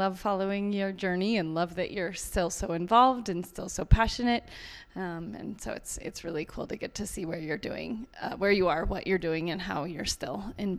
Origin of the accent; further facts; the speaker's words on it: Steamboat Springs, Colorado, United States; Steamboat Springs, Colorado.